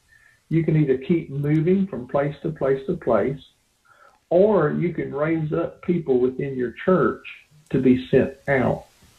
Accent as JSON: {"language": "English", "region": "Appalachia", "country": "United States", "said": "And, I'm this Appalachian boy going, man, we're not in Kansas anymore."}